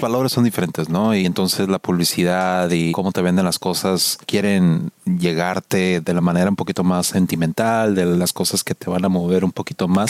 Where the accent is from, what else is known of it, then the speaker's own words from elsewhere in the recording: Mexico; accent: Mexican; now in United States; hablando el inglés con el acento y que se notaba que era mexicano